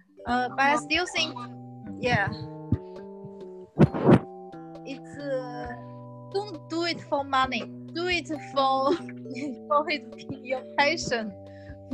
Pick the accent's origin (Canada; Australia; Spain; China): China; Zhengzhou, Henan; English is a second language; now in Shanghai, China; tier two cities like Zhengzhou, my hometown.